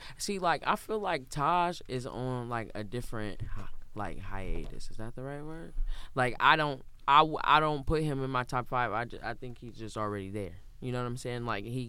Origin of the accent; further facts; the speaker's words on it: Mansfield, Ohio, United States; I'm from Mansfield.